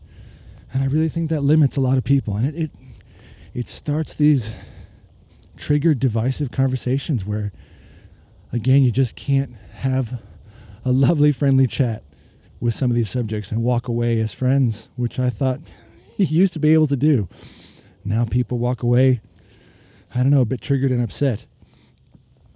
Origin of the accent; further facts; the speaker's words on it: United States; moved away as an adult; now in Melbourne, Australia; I am an American currently, expat living in Australia, been here 20 years